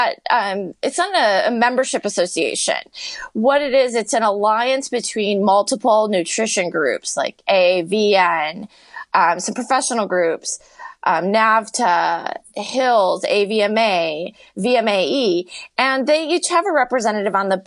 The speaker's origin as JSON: {"language": "English", "town": "Chicago", "region": "Illinois", "country": "United States", "tie": "born or raised there", "also_born_or_lived": "Las Vegas / Arizona", "said": "I've been born and raised in Chicago, and I still work outside of Chicago"}